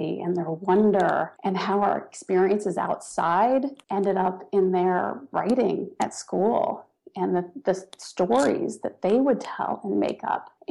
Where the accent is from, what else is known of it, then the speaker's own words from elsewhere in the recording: Washington, District of Columbia, United States; I grew up in the Washington, D.C. area, went to school, stayed there most of my adult life